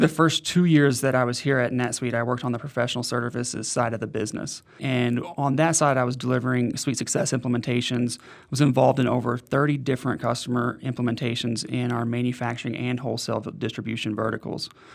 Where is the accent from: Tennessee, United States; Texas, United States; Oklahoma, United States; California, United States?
Oklahoma, United States; Oklahoma City; moved away as an adult; now in Denver, United States; I lived in Oklahoma City most of my life. I've been in Denver for the past five years, but not born in Oklahoma City, but raised, started there when I was six months old